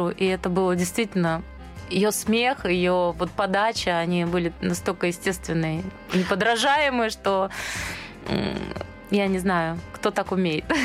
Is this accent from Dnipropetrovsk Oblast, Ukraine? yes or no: yes; Dnipro, Dnipropetrovsk Oblast, Ukraine; Вообще мы из Днепропетровска обе.